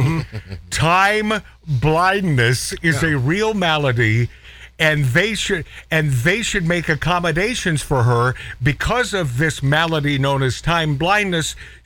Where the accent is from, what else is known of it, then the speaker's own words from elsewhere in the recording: Portland, Oregon, United States; Portland, Oregon, my hometown. That's where I was born.